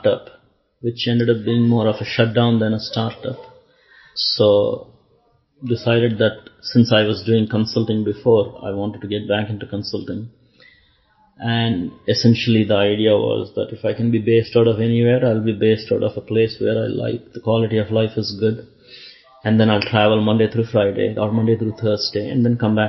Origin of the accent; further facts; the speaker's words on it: India; moved away as an adult; also born or lived in East Lansing, Michigan / Tampa, Florida / California / Portland; now in Orlando, United States; to the US from India in 1990.